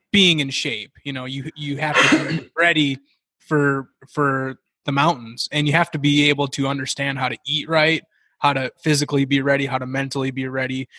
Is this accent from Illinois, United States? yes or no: no; Minnesota, United States; moved away; also born or lived in Montana; I grew up in Minnesota hunting, you know, in the Midwest. So when I moved out to Montana